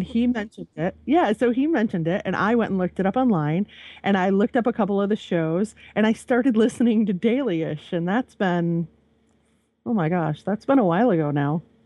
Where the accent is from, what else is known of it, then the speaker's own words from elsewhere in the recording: Michigan, United States; also born or lived in central Virginia; now in Virginia, United States; I'm from Michigan